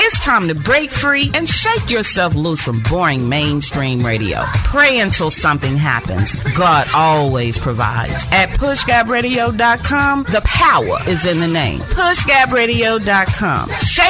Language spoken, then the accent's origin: English; Dallas, Texas, United States; I grew up in Oak Cliff.